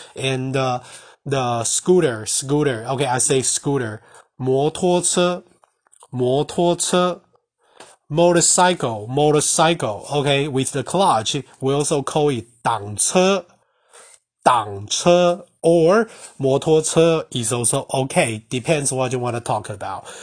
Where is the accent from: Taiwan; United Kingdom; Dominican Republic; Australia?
Taiwan; first language Mandarin; English is a second language; I'm Asian and I'm Taiwanese, the Mandarin is my mother tongue